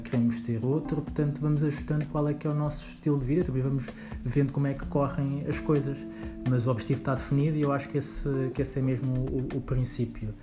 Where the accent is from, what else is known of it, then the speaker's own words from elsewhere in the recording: Lisbon, Portugal; eu nasci em Lisboa, um, tive quase toda a minha vida aqui em Lisboa